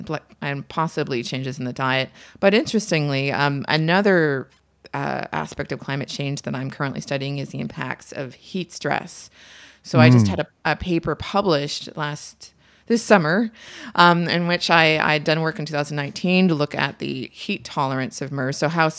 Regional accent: Markham, Ontario, Canada; So I'm from Markham, Ontario, and I spent most of my summers near Lake Simcoe.

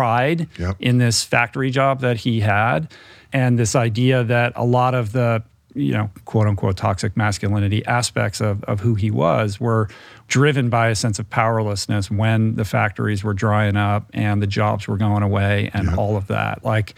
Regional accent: Detroit, Michigan, United States; And I'm from Detroit, so I know, you know, I know that vibe.

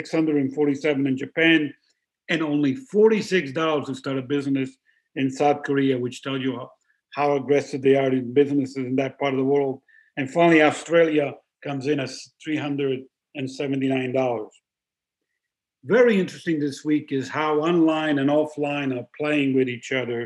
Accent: Italy; It's the most expensive place, my home country, to start a business.

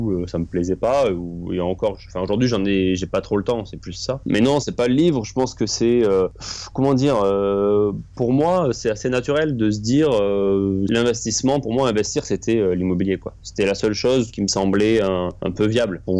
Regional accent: Toulouse, Occitania, France; moved away as an adult; also born or lived in Bordeaux / Paris; Moi, je suis toulousain. j'ai fait mes études à Toulouse

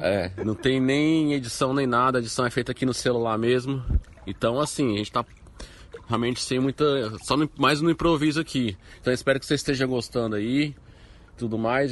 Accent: Brazil

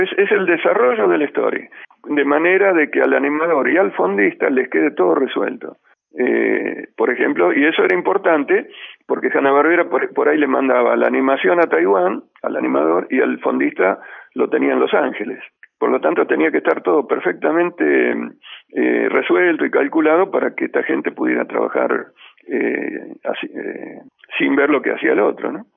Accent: Ramallo, Buenos Aires Province, Argentina; moved away; volver a mi pueblo, a Ramallo

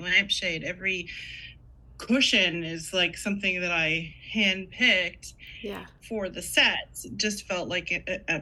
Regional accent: Canada; also born or lived in Toronto; I'm Canadian

